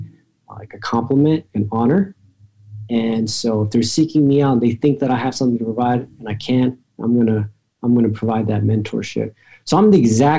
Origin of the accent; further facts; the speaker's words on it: Atlanta, Georgia, United States; also born or lived in State College, Pennsylvania; I'm from Atlanta. My family's here. I was always going to come back.